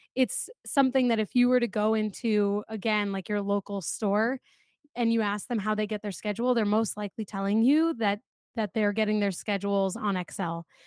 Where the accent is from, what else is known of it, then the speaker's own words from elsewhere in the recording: North Brunswick, New Jersey, United States; I grew up in New Jersey